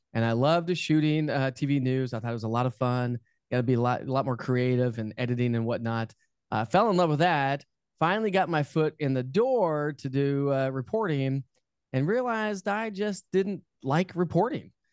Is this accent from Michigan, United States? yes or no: no; Denver, Colorado, United States; moved away as an adult; also born or lived in Knoxville, Tennessee; I'm born and raised in Denver, Colorado